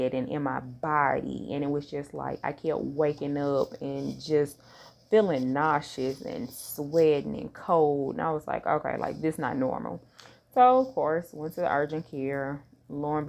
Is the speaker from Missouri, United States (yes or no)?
yes; St. Louis, Missouri, United States; moved away; I'm originally born and raised in St. Louis, Missouri